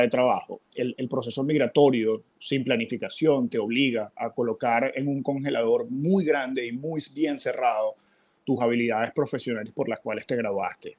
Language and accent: Spanish; San Felipe, Yaracuy, Venezuela; moved away as an adult; now in Miami, United States; mi vínculo con, con mi ciudad natal